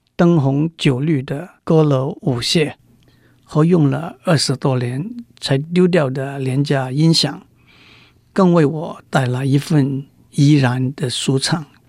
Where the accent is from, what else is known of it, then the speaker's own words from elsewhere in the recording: Macau; moved away as an adult; also born or lived in Guangzhou, Guangdong, China; now in Taiwan; 我在澳门度过童年的岁月